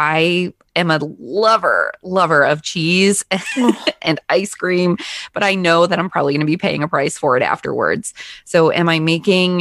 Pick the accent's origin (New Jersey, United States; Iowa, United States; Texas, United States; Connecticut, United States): Connecticut, United States; I'm born and raised in Connecticut